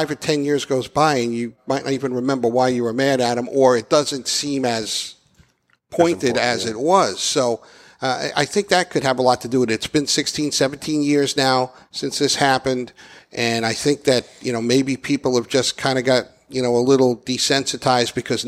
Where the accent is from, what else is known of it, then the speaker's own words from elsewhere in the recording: New York, United States; moved away; The neighborhood I grew up in New York had the most police and firemen